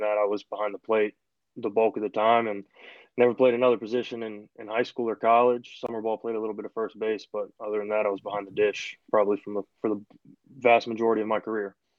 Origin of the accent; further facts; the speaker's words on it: Richmond, Virginia, United States; moved away as an adult; also born or lived in Wingate, North Carolina; I'm from Richmond originally left to go down to just outside Charlotte.